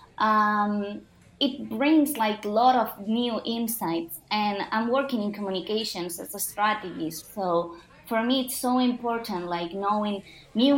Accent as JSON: {"language": "English", "town": "Barcelona", "region": "Catalonia", "country": "Spain", "tie": "born or raised there", "also_born_or_lived": "Istanbul", "moved": "as an adult", "said": "the life that I was living back in Barcelona, in my hometown."}